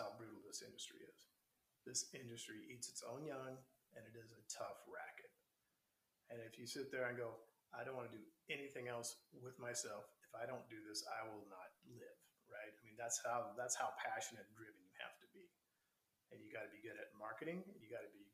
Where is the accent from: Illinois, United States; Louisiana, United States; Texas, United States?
Texas, United States; Texas, being it's my home state.